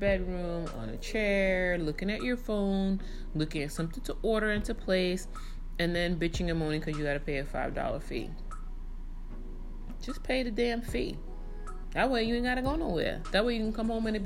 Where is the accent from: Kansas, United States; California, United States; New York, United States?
New York, United States; growing up in New York, you know, I would get my happy ass on a train and go where I needed to go to buy certain things